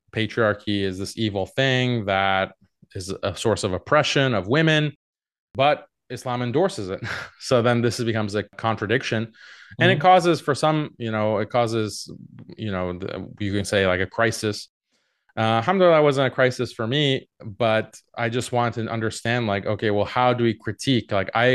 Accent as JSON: {"language": "English", "town": "Houston", "region": "Texas", "country": "United States", "tie": "born or raised there", "moved": "as an adult", "said": "Yeah, I grew up in Houston, Texas. My parents are from Iran, but they immigrated to the U.S. I lived in Houston, Texas for 18 years before going to college in Boston"}